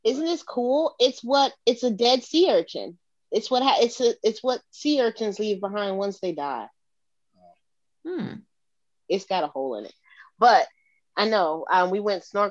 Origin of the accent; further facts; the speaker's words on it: Norfolk, Virginia, United States; I'm from Norfolk.